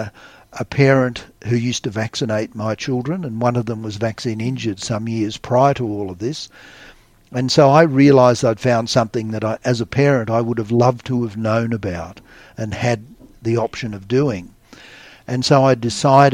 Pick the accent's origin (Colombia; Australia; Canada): Australia; as an Australian